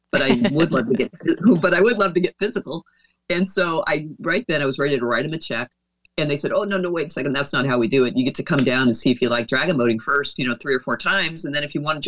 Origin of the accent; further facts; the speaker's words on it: Oregon, United States; moved away as an adult; also born or lived in Dallas, Texas; my home state is Oregon